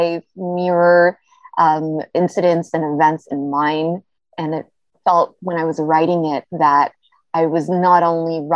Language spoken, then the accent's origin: English; Toronto, Ontario, Canada; also born or lived in Montreal / Vancouver / Tel Aviv, Israel; I was born and raised in Toronto, but I've also lived in Montreal and in Vancouver and in Tel Aviv, Israel